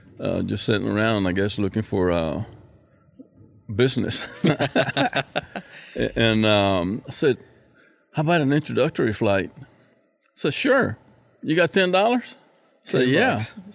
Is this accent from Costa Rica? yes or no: yes; San José, Costa Rica; born there; also born or lived in Panama; I was born in San Jose, Costa Rica, 1950.